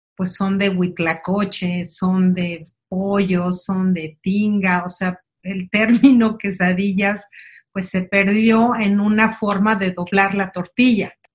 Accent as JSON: {"language": "Spanish", "country": "Mexico", "moved": "as an adult", "lives_now": "San Antonio, United States", "said": "yo vengo de México"}